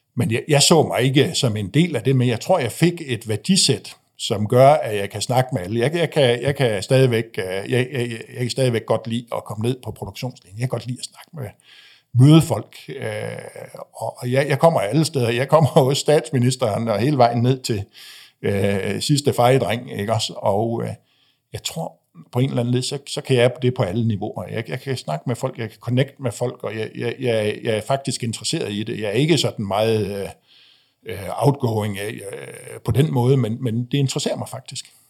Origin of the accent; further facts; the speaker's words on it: Frederikshavn, North Denmark Region, Denmark; jeg voksede op i, øh, jeg voksede op i Frederikshavn